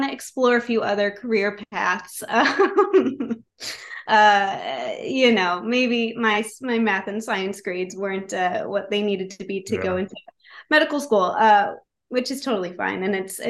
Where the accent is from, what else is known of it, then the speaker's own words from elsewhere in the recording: Rochester, New York, United States; I grew up in Rochester, New York.